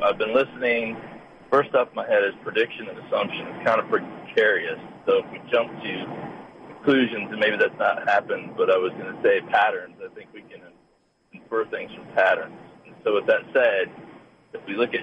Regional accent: Northeast Ohio, United States; moved away; I'm from Ohio. I'm from Northeast Ohio originally

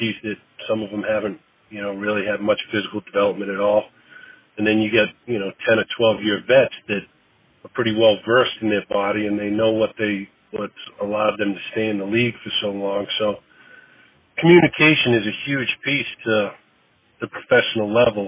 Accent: Boston, Massachusetts, United States; moved away as an adult; also born or lived in South Carolina / Austin, Texas; now in Philadelphia, United States; growing up in Boston

